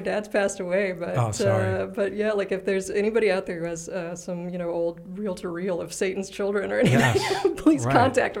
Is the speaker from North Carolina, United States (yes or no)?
yes; North Carolina, United States; also born or lived in Atlanta; I'm technically a South Carolina, I guess. Right. But then I grew up in North Carolina, but then we moved to Atlanta, but then we moved back to South Carolina.